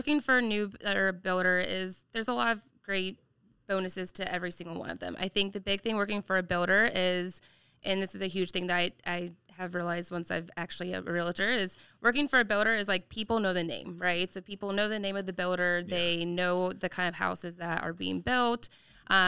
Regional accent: Georgia, United States; moved away as an adult; also born or lived in Colorado; now in Orange County, California, United States; I am from Georgia originally, if you can't tell by the accent

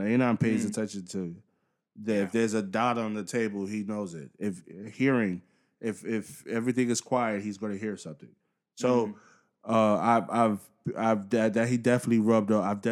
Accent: New York, United States; moved away; I'm from New York, so you know the New York can come out sometimes when I'm talking

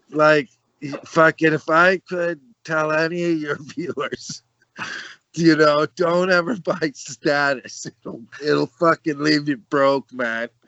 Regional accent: Birmingham, West Midlands, United Kingdom; Ghetto, I'm from Birmingham

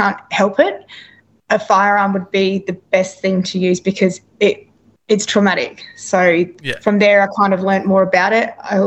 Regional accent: Adelaide, South Australia, Australia; also born or lived in Perth; now in Gold Coast, Australia; I'm originally from Adelaide, South Australia, but I now live in Queensland on the Gold Coast

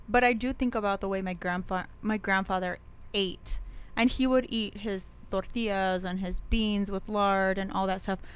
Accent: Las Cruces, New Mexico, United States; when I was a kid growing up in Las Cruces

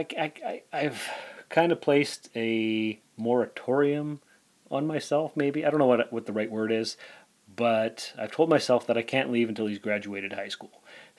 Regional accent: Sault Ste. Marie, Ontario, Canada; moved away as an adult; also born or lived in North Bay; now in Timmins, Canada; I was born in Sault Ste. Marie in 1976

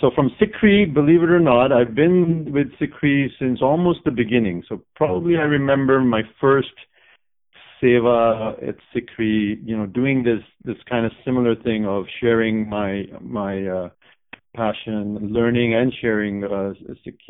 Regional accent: Japan; also born or lived in India / Canada; now in United States; Prior to that, I actually grew up in Japan as well. So we're six from Japan, kind of. So I've spent some time in India, of course, boarding school. Also, when I was a little kid, 5 years in Canada.

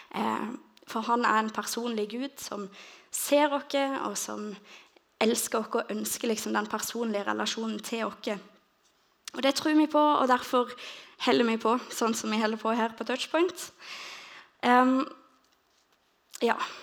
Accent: Lista, Agder, Norway; jeg er egentlig fra Lista

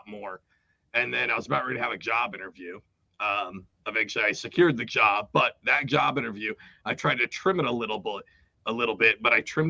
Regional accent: Seattle, Washington, United States; moved away as an adult; also born or lived in South Jersey; I grew up 18 years in Seattle and joined the military

